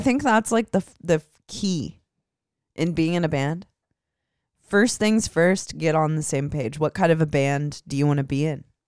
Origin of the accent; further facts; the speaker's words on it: Midwest, United States; I'm from the Midwest